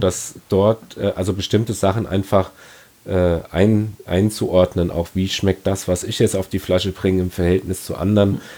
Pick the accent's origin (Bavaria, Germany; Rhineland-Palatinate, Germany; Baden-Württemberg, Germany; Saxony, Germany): Rhineland-Palatinate, Germany; Ingelheim; bei uns in Ingelheim